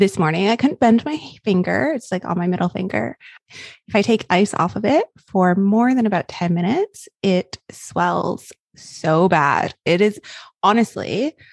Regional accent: Canada; as a Canadian

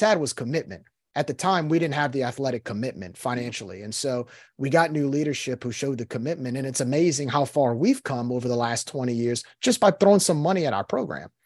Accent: New Orleans, Louisiana, United States; I grew up in New Orleans

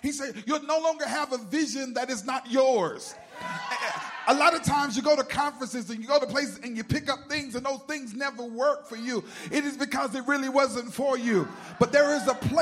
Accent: North Carolina, United States; I'm from North Carolina

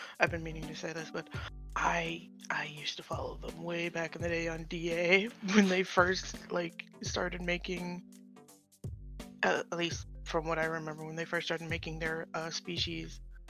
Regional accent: Minnesota, United States; I'm from Minnesota

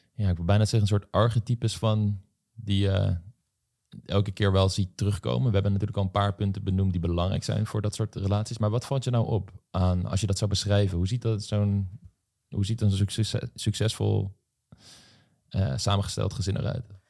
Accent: Voorhout, South Holland, Netherlands; ik kom uit Voorhout, een dorp in de Bollestreek

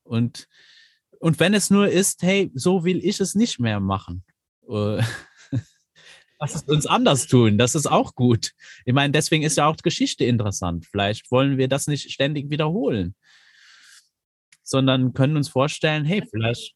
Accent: Luxembourg; ich bin aus Luxemburg

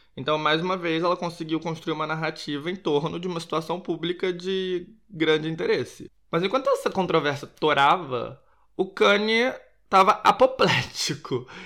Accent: Rio de Janeiro, Brazil; now in Portugal; eu sou do Rio de Janeiro, sou carioca

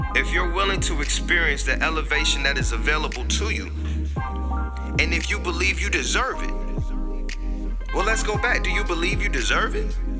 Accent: Tampa, Florida, United States; my hometown city, Tampa, Florida

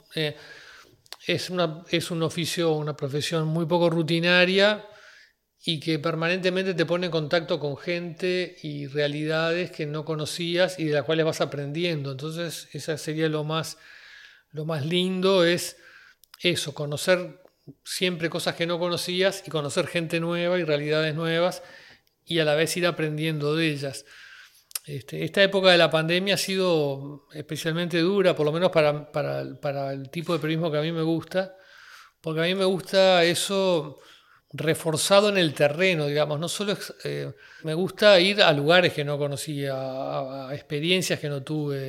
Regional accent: Uruguay; soy un uruguayo de 58 años

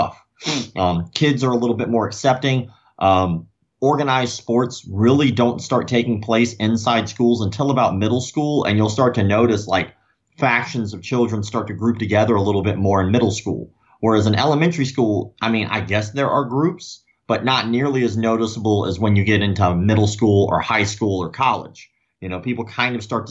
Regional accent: Florida, United States; I was born in Florida. You know, I'm still in the same city I was born in.

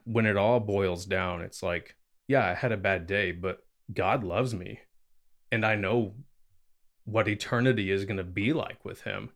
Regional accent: the Bible Belt, United States; growing up in America, especially in what's called the Bible Belt

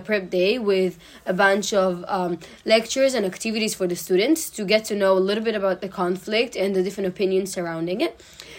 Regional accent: Israel; I'm from Israel

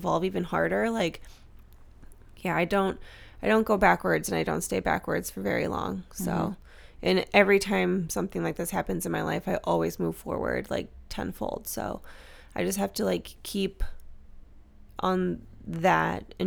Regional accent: Midwest, United States; accent: Midwestern; moved away; my Midwestern accent

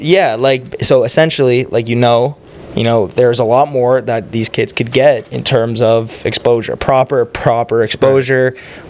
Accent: Oakville, Ontario, Canada; also born or lived in Toronto; I was born in Toronto. Both my parents are South African. Mm-hmm. Um, I lived in Toronto. I was like four. Moved to Oakville

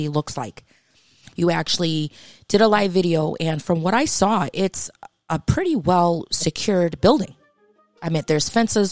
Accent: Massachusetts, United States; I'm from Massachusetts

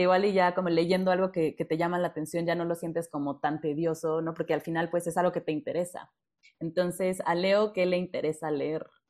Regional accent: Mexico; como los mexicanos

